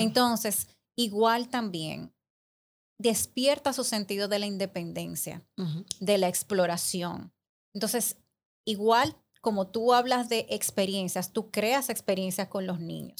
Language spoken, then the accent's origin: Spanish; Santiago de los Caballeros, Santiago, Dominican Republic; somos de Santiago